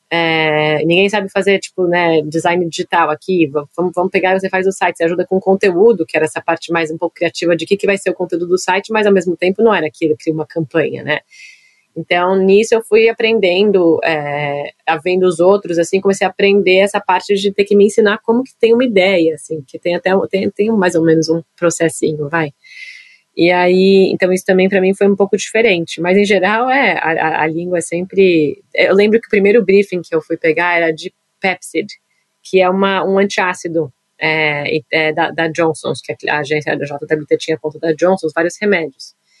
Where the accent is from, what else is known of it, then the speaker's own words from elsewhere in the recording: São Paulo, Brazil; moved away as an adult; now in New York, United States; eu nasci em São Paulo